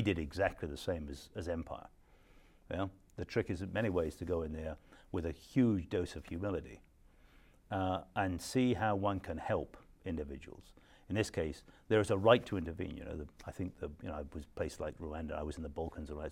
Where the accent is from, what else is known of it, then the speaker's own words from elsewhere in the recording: Scotland, United Kingdom; I'm a Scot